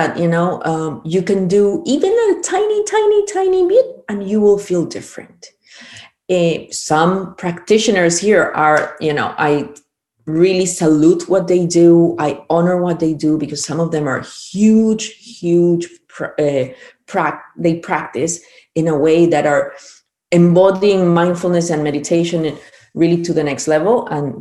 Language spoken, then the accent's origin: English; Peru; moved away; also born or lived in Chile; I'm originally from Peru, but I lived in Chile 21 years, so I started back home